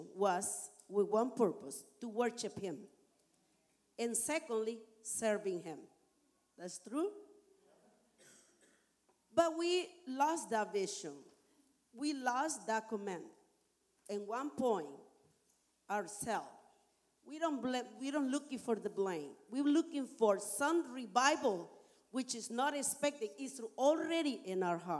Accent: Nicaragua; English is a second language; moved away as an adult; now in Canada; I am from Nicaragua. I've been here in Canada for 30 years

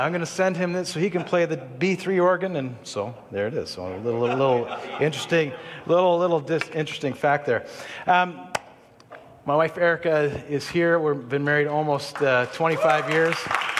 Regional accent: Israel; I'll get back to how I grew up in Israel in a second

